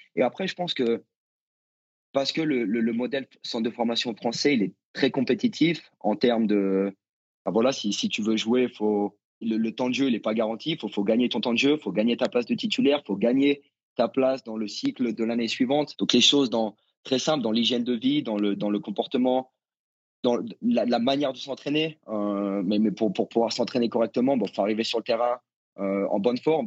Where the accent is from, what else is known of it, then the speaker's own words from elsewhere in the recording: Nevers, Bourgogne-Franche-Comté, France; moved away as an adult; also born or lived in United States; j'ai grandi à Nevers